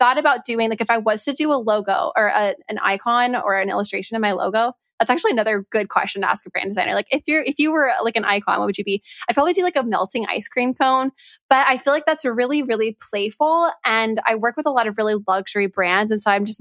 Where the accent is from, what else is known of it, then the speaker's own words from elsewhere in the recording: Orlando, Florida, United States; my hometown of Orlando, Florida